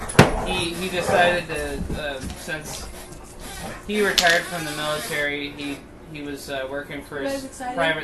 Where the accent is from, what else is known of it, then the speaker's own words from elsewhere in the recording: Germany; I was born in Germany.